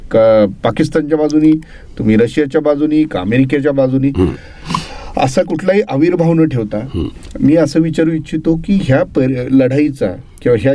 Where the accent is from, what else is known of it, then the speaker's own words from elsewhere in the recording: Kalamb, Maharashtra, India; माझं मूळ गाव कळम उस्मानाबाद जिल्ह्यातलं तसं ग्रामीण भाग तो सगळा